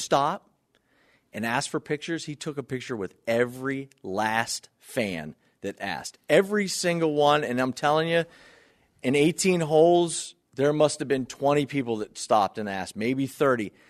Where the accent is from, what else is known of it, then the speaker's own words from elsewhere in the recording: Northeast Ohio, United States; now in Buffalo, United States; growing up in Northeast Ohio